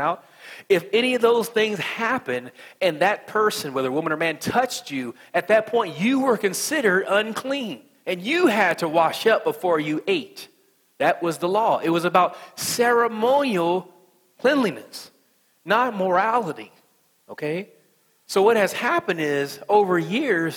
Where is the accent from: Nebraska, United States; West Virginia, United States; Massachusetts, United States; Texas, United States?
West Virginia, United States; accent: country accent; I'm from West Virginia